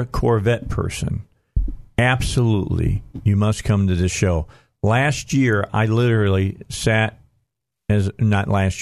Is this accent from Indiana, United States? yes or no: yes; Highland, Indiana, United States; moved away; I grew up in Highland, Indiana